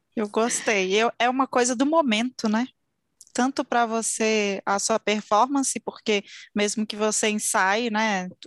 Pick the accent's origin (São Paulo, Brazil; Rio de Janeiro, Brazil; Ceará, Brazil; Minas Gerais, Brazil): Minas Gerais, Brazil; Belo Horizonte; Belo Horizonte, minha terra natal.